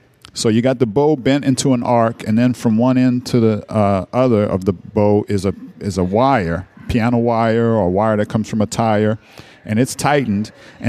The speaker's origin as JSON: {"language": "English", "town": "New Orleans", "region": "Louisiana", "country": "United States", "tie": "born or raised there", "also_born_or_lived": "New York", "moved": "yes", "said": "I'm from New Orleans. I'm from, you know, grew up hearing the Meters and all kind of all our music here on the radio."}